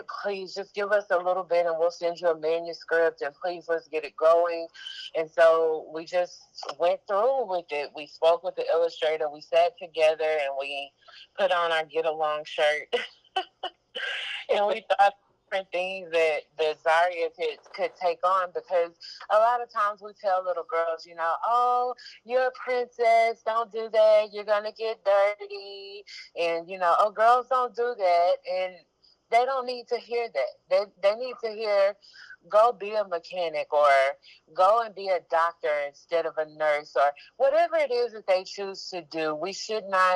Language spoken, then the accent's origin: English; Galveston, Texas, United States; I was born and raised in Galveston, Texas